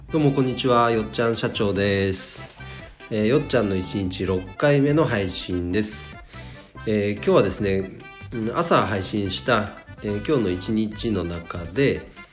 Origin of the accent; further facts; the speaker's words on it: Chikuma, Nagano, Japan; 地元長野県千曲市